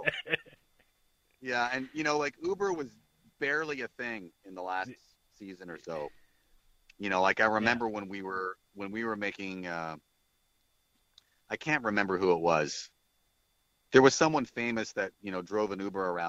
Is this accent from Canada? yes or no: yes; Canada; as a Canadian artist